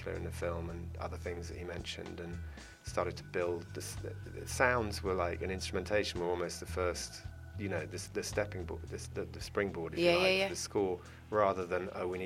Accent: London, United Kingdom; growing up in North London

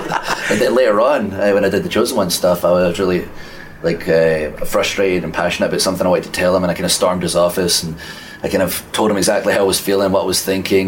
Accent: Scotland, United Kingdom; accent: Scottish; And from that day forward, I worked very hard on my accent so the world could understand me. So everyone in Scotland, I'm sorry.

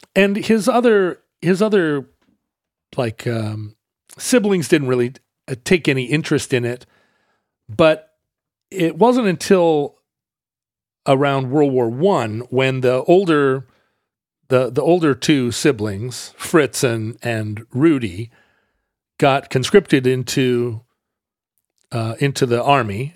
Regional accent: the Northwest, Pacific Northwest, United States; we're from the Northwest

